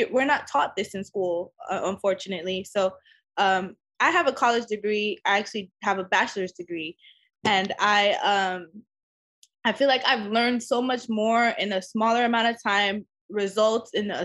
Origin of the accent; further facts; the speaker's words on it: Los Angeles, California, United States; LA will always be my home. It's where I grew up